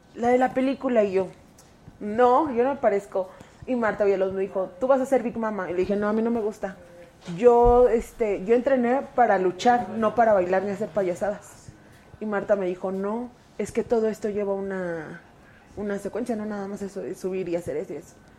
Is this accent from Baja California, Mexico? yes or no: no; Mexico City, Mexico; Mi familia siempre ha sido comerciante. Somos de la Merced